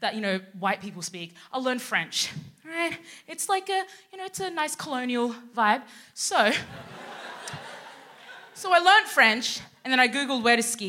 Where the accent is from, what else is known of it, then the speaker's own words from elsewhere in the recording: Australia; moved away as an adult; also born or lived in Sudan; now in United Kingdom; I was born in Sudan, and my family moved to Australia when I was about a year and a half, and then I moved here to the UK